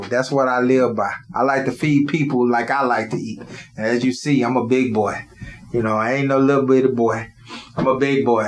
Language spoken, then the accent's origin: English; Houston, Texas, United States; also born or lived in The Woodlands, Texas; I come from the Woodlands area all the way to Third Ward, where I was raised